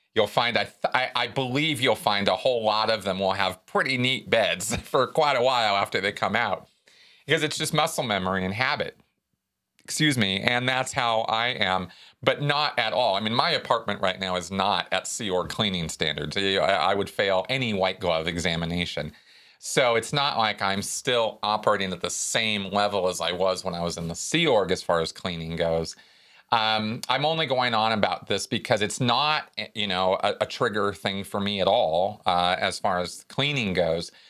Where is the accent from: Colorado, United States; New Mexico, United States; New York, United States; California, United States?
California, United States; Pasadena; in Pasadena when I was growing up